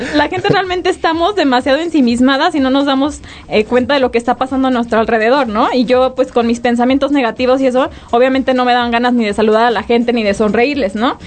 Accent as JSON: {"language": "Spanish", "town": "Guadalajara", "region": "Jalisco", "country": "Mexico", "moved": "yes", "lives_now": "Querétaro, Mexico", "said": "yo estoy aquí, yo soy de Guadalajara"}